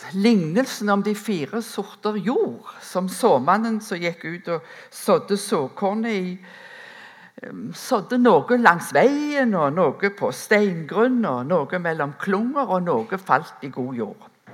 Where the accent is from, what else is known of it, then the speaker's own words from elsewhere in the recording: Rennesøy, Rogaland, Norway; moved away; gårdbrukerne hjemme på Rennesøy, der som jeg er ifra